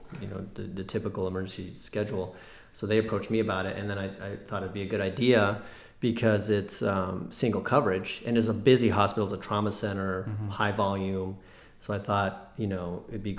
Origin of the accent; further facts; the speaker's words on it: Albuquerque, New Mexico, United States; moved away as an adult; also born or lived in Chicago; I'm from Albuquerque, New Mexico. I grew up there, and I went to undergrad there at UNM and med school there as well.